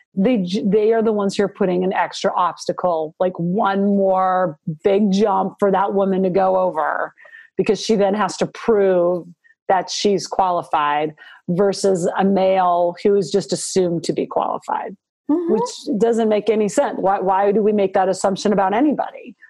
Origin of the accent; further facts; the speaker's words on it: Butte, Montana, United States; now in Virginia, United States; I grew up in Montana